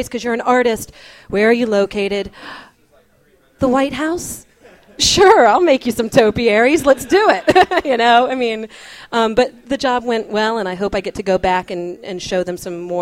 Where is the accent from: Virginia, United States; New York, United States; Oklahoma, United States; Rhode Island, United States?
Virginia, United States; Newport News; moved away; In my hometown of Newport News, Virginia.